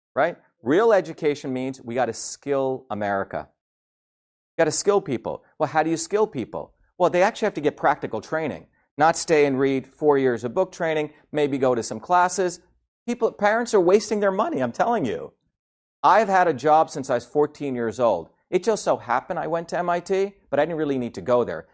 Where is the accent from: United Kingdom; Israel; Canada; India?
India; moved away; I grew up in India.